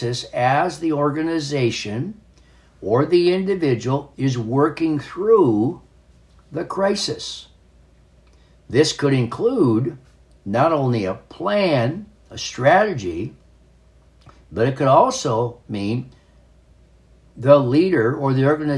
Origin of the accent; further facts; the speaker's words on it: North Dakota, United States; as a young man, a boy, growing up in North Dakota